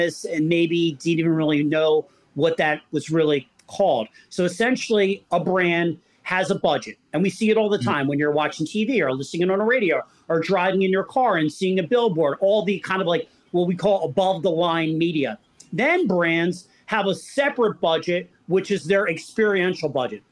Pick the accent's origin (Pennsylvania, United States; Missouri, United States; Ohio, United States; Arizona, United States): Pennsylvania, United States; Philadelphia; I'm from Philadelphia